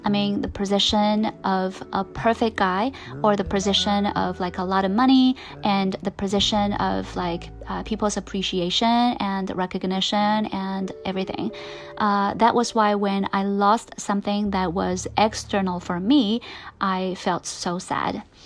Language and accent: English; China; English is a second language; for a lot of Chinese learners